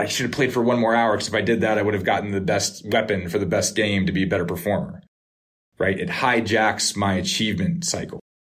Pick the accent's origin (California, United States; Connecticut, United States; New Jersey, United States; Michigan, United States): Connecticut, United States; Norwalk; Norwalk River, where I grew up in Norwalk